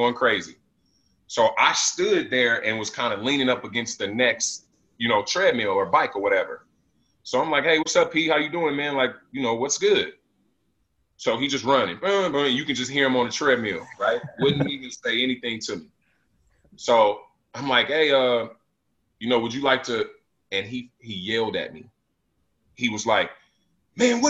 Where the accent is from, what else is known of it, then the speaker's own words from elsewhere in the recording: Las Vegas, Nevada, United States; I'm from Vegas. My city doesn't even close